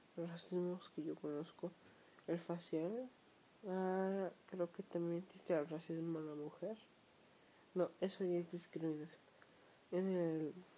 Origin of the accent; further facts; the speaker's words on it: Mexico; Yo soy de México